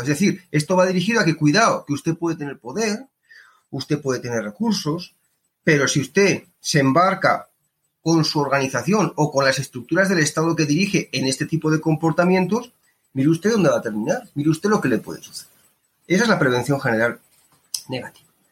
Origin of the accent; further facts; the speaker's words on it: Spain; now in Colombia; yo vengo de España